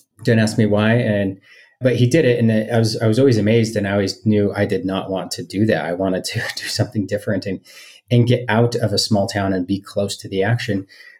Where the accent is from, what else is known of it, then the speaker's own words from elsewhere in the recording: Hollister, California, United States; moved away as an adult; also born or lived in Utah / Brazil / Palo Alto / San Francisco; now in Salt Lake City, United States; I actually grew up in the Bay Area, but not in the Bay. I claimed the Bay Area, but I was about an hour and a half away from all the excitement and hype. I was in a small town called Hollister.